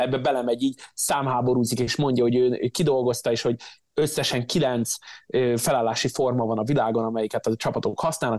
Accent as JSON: {"language": "Hungarian", "town": "Szeged", "region": "Csongrád-Csanád", "country": "Hungary", "tie": "born or raised there", "moved": "yes", "lives_now": "United States", "said": "Szegeden, én a- én náluk nevelkedtem"}